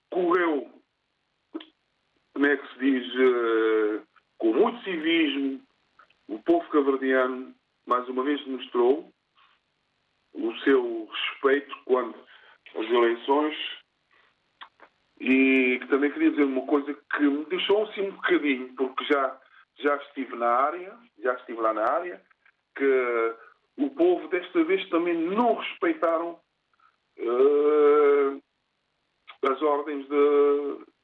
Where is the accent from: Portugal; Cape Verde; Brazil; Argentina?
Cape Verde; eu sou cabo-verdiano